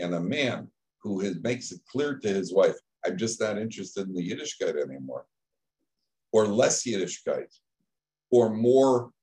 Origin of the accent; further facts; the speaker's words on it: Chicago, Illinois, United States; I'm from Chicago